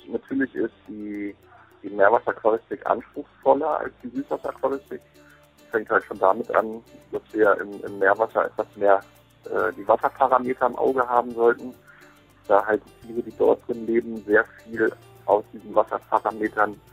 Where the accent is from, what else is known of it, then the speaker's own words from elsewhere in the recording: Hanover, Lower Saxony, Germany; Ich komme ursprünglich aus Hannover